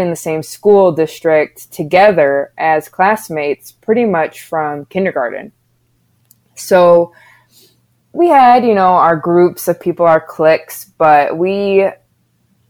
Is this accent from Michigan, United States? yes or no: yes; Haslett, Michigan, United States; also born or lived in Lansing, Michigan; growing up in Hazlitt and going to school in Hazlitt